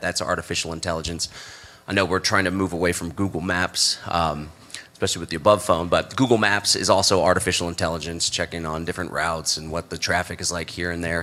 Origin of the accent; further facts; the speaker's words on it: Texas, United States; growing up in Texas in the U.S.